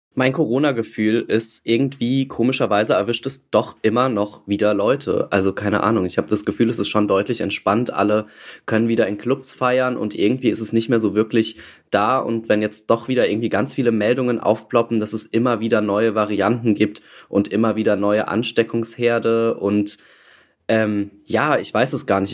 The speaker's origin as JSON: {"language": "German", "region": "Saarland", "country": "Germany", "tie": "born or raised there", "said": "Ich bin auch im Saarland geboren tatsächlich"}